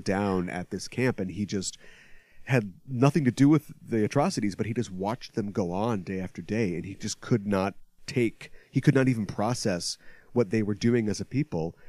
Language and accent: English; United States; speaking as an American